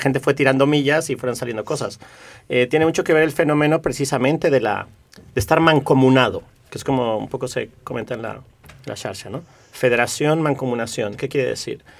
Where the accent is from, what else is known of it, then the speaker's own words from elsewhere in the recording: Mexico; now in Barcelona, Spain; yo soy de origen mexicano